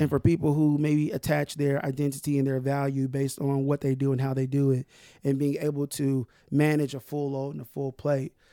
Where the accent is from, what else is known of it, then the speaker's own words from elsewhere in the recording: Tulsa, Oklahoma, United States; I'm from North Tulsa, man. I, I'm from North Tulsa